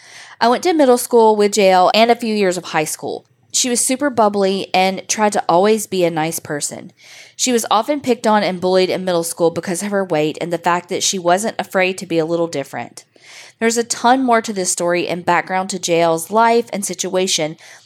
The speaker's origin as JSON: {"language": "English", "town": "Wasilla", "region": "Alaska", "country": "United States", "tie": "born or raised there", "said": "This also took place in Alaska, in my hometown of Wasilla."}